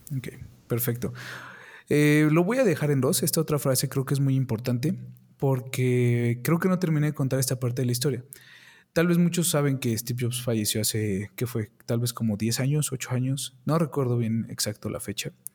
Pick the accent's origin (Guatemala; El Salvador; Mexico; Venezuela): Mexico; aquí en mi país, México, no tenemos las oportunidades como en Estados Unidos